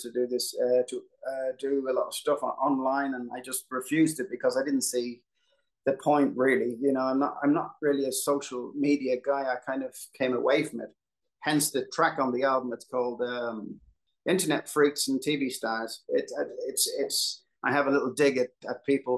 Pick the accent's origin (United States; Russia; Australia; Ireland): Ireland; Dublin, Leinster; I grew up in Dublin